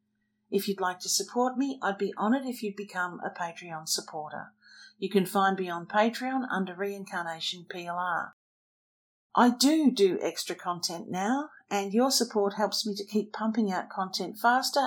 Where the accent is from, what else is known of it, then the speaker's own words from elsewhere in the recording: Australia; I'm Australian, and we tend to emulate the Brits in our language